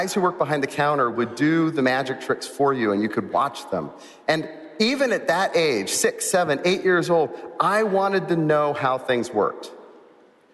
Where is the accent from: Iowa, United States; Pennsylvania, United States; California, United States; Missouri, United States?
California, United States; moved away; I grew up in California